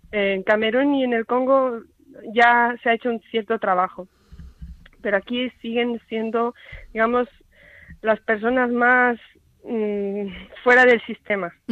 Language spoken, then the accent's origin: Spanish; Spain; una hermana de Zambia y yo que soy española.